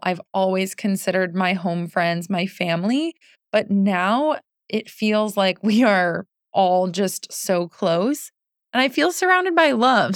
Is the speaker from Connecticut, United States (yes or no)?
yes; Connecticut, United States; moved away as an adult; also born or lived in New York City / Boston; I grew up in Connecticut. So home is Connecticut